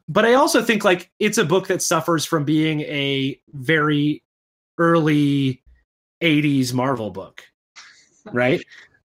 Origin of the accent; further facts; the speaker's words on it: Saginaw, Michigan, United States; I grew up in Michigan in Saginaw